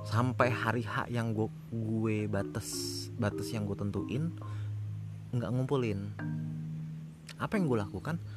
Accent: Depok, West Java, Indonesia; Enggak, gue dari Depok Depok pak

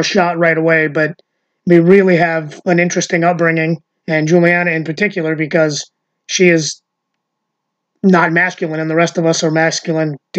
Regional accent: Long Island, New York, United States; moved away; also born or lived in East Meadow; I'm actually a Long Island boy

